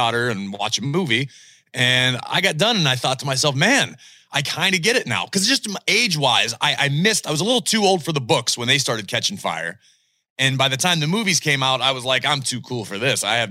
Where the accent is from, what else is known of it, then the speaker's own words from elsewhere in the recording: Pittsburgh, Pennsylvania, United States; I was born in Pittsburgh